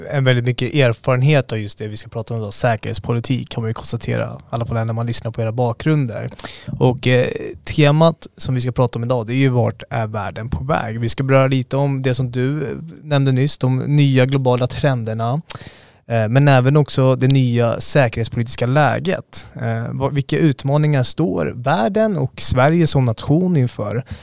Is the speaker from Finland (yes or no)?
yes; Finland; now in Stockholm, Sweden; jag är finlandssvensk